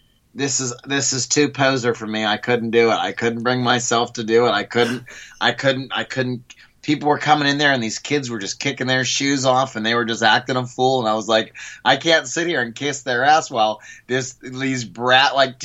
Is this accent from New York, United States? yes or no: no; West Mifflin, Pennsylvania, United States; West Mifflin, Pennsylvania, the town that I grew up